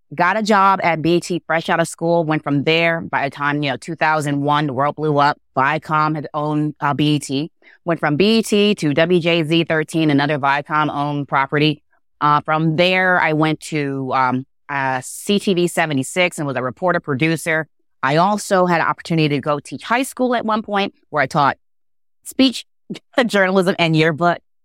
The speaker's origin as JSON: {"language": "English", "town": "Baltimore", "region": "Maryland", "country": "United States", "tie": "born or raised there", "said": "growing up in Baltimore, I grew up with the Beverly Burks of the world"}